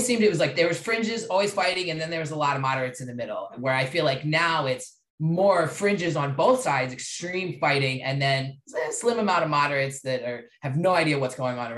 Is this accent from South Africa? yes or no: no; Maryland, United States; I'm from Maryland